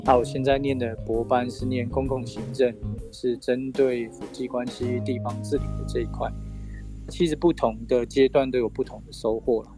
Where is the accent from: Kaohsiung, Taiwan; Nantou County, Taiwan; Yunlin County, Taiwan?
Nantou County, Taiwan; Dong'an community, Ren'ai Township; 我是来自于南投县仁爱乡的东岸部落